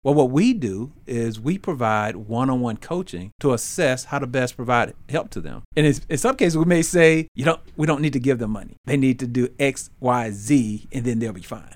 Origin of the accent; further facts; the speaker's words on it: Memphis, Tennessee, United States; we grew up in Memphis.